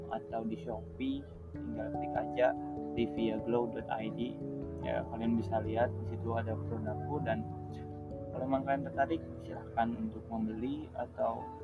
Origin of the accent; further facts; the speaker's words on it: Semarang, Central Java, Indonesia; aku asalnya dari Semarang